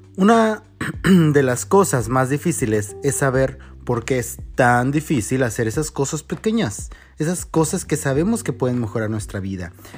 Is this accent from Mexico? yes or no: yes; Mexico; como mexicanos